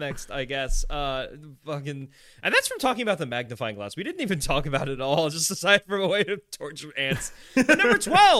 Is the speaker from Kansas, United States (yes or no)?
yes; Kansas, United States; also born or lived in Florida; I'm from Florida and Kansas. I feel like I had an equal amount of upbringing in each state. Probably more in Kansas, actually, now that I think about it, because I came back to Kansas at the age of 8